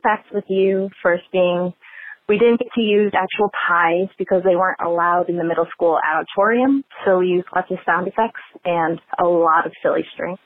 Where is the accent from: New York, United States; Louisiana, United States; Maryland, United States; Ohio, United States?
New York, United States; Buffalo; now in Philadelphia, United States; I live in Philly, but I grew up in Buffalo, New York